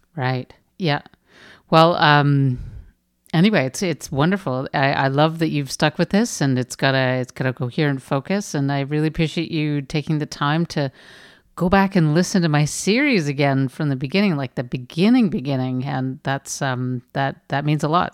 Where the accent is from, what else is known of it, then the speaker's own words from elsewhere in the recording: Canada; I'm Canadian